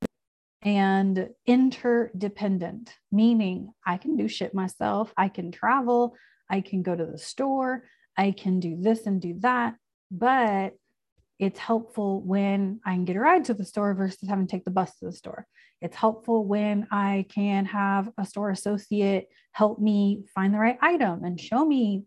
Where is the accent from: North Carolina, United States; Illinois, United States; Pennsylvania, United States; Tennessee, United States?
Illinois, United States; Chicago; moved away; I'm from Chicago. I lived in Chicago for a long time